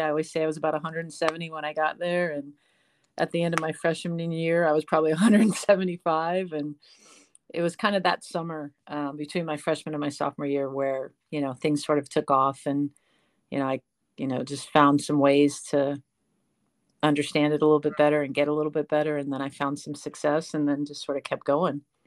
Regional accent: San Francisco, California, United States; moved away as an adult; also born or lived in Delaware / Texas; now in North Carolina, United States; I was born and raised in San Francisco

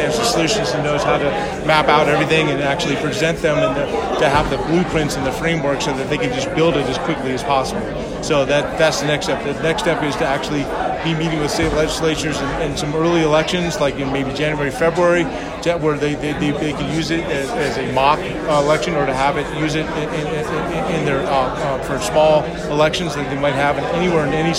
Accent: Southern California, United States; It was in Southern California. That's my hometown

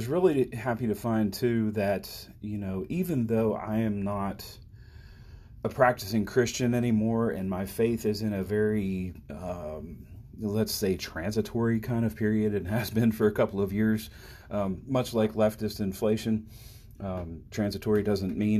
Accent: Maryland, United States; my home state of Maryland, as I broadcast here from the bright red corner of the bright blue state of Maryland

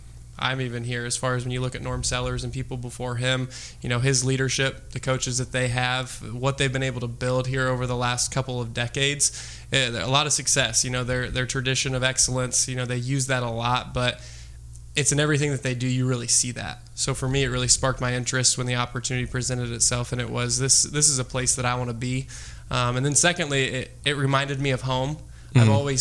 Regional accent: small town in Indiana, United States; I grew up in a small town similar to Napanee, Indiana and Bern, Indiana. So I am a Starfire. I went to South Adams High School

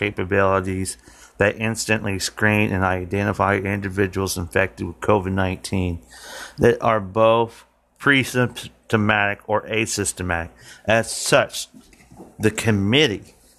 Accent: Martinsville, Indiana, United States; here in my hometown of Martinsville, Indiana

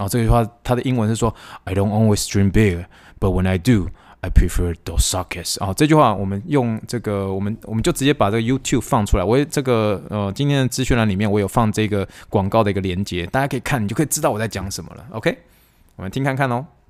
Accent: Taiwan; now in United States; 我是一个从台湾来的人

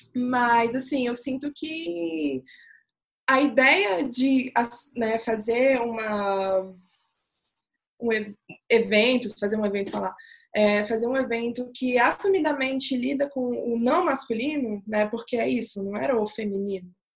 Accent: Brazil; Eu sou brasileira

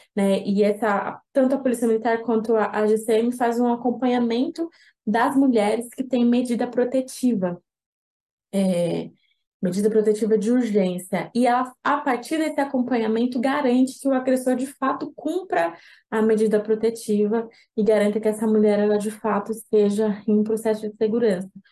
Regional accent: São Paulo, Brazil; Eu sou de São Paulo, sou advogada

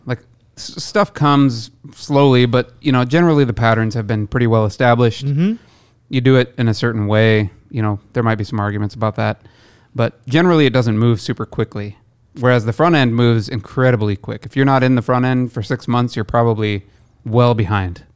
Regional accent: Midwest, United States; moved away; I'm from the Midwest originally

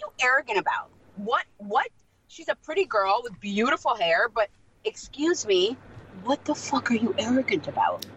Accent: Moldova; first language Russian; English is a second language; moved away; I'm also Moldovan

